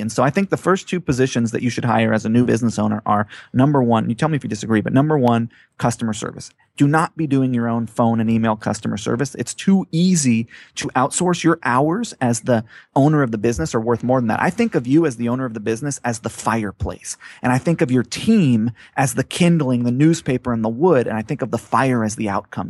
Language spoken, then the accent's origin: English; Hawaii, United States; moved away; I grew up on Hawaii, but I never lived on the beach